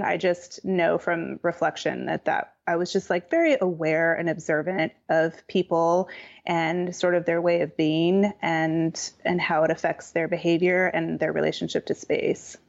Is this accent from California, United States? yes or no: yes; Pasadena, California, United States; I was born in Pasadena, which is about ten miles northeast of downtown Los Angeles. and I grew up in a modern house